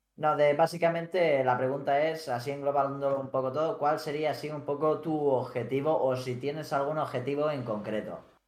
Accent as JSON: {"language": "Spanish", "town": "Felanitx", "region": "Balearic Islands", "country": "Spain", "said": "Somos los dos de Mallorca. Yo concretamente soy de Felanich, un pueblo pequeñito."}